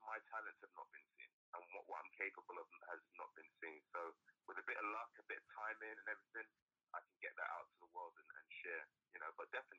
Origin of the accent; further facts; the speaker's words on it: United Kingdom; moved away; I'm really a British-American actor now. That's how I class myself. Yes, I'm black British. I am a British man, Caribbean man